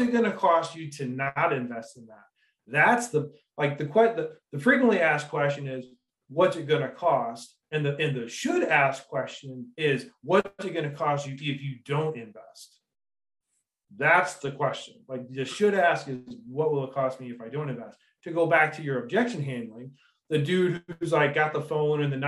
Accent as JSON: {"language": "English", "town": "Detroit", "region": "Michigan", "country": "United States", "moved": "yes", "lives_now": "Grand Junction, United States", "said": "Metro Detroit area. So I like to say I was forged in Detroit"}